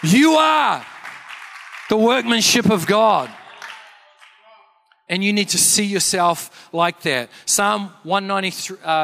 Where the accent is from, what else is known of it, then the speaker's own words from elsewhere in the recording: Canterbury, New Zealand; I'm from Canterbury